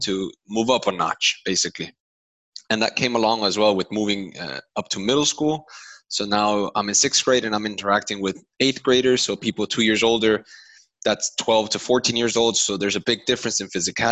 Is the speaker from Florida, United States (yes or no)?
yes; Doral, Florida, United States; I grew up in Doral, which is a new neighborhood in Miami, on the west side of Miami